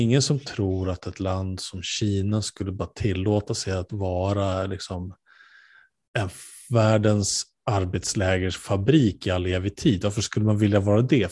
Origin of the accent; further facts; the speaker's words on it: Sweden; vi som svenskar